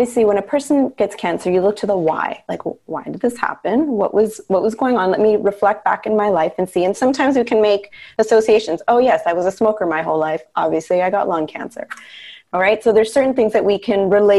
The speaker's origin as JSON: {"language": "English", "country": "Canada", "tie": "born or raised there", "said": "I was born in Canada, but my parents came from India, and I was the firstborn"}